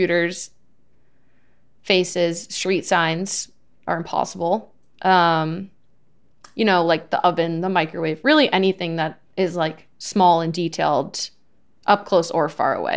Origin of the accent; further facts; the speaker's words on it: Southern Maine, United States; moved away; my optometrist is in my hometown in Southern Maine